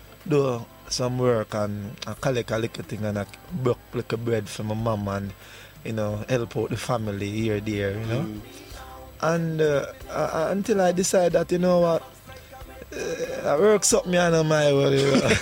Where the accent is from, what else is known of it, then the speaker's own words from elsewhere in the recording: Kingston, Jamaica; I grew up in Arnett Garden